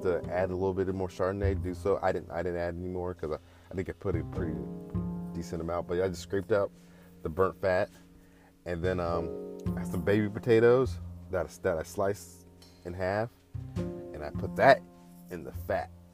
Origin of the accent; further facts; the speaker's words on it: the Bay Area, California, United States; I'm from the Bay